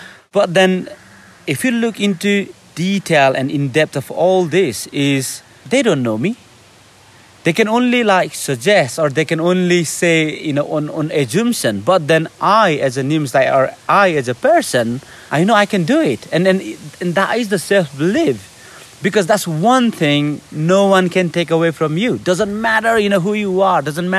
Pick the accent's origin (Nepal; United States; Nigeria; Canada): Nepal; English is a second language; I'm from Nepal, I'm brown, and I'm going on this selection.